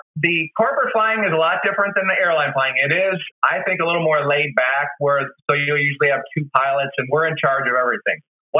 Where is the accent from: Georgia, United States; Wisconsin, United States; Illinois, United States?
Wisconsin, United States; also born or lived in St. Louis; I was born and raised in Wisconsin. I thought this job would take me all over the place, but all my jobs actually kept leading me right back to the Midwest.